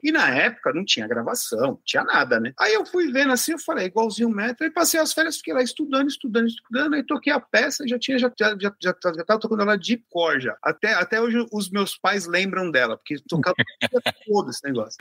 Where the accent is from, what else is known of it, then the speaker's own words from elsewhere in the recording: São Paulo, Brazil; eu sou aqui de São Paulo, tal, estudo na escola municipal